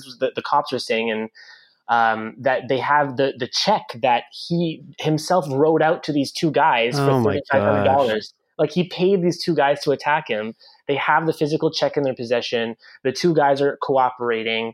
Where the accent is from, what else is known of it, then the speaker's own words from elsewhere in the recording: New Brunswick, Canada; first language French; English is a second language; while you were in my hometown